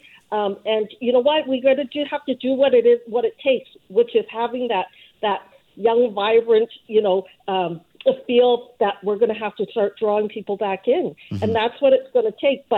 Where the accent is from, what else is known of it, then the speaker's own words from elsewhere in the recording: Vancouver, British Columbia, Canada; I grew up here in Vancouver going down to Chinatown all the time.